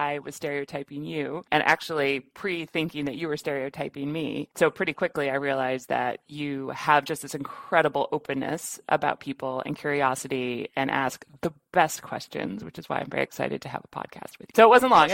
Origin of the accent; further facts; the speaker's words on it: Midwest, United States; I'm from the Midwest